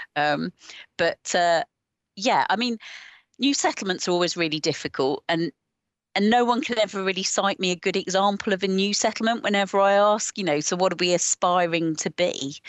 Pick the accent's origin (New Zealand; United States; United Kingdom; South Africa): United Kingdom; Watford, East of England; now in the Fens, Cambridgeshire, United Kingdom; I'm originally from Watford